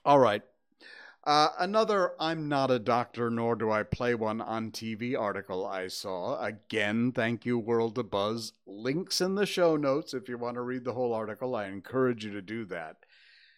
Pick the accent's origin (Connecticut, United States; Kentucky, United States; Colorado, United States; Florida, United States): Connecticut, United States; Cornwall; moved away; also born or lived in Torrington, Connecticut; I was born 64 years ago today at, 5:23 in the morning, I think? In Torrington, Connecticut, because that's where the hospital was, which was about 20 minutes outside of my little kampong hometown of Cornwall, Connecticut